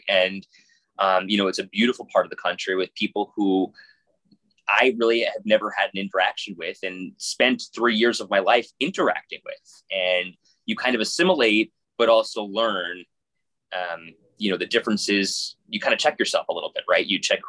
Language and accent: English; Long Island, New York, United States; moved away as an adult; also born or lived in Harrisonburg, Virginia; now in Buffalo, United States; I grew up on Long Island, spent, you know, 20 years of my life there, and worked in New York City, worked in a small market in a place called Harrisonburg, Virginia, which is where James Madison University is, and moved to Buffalo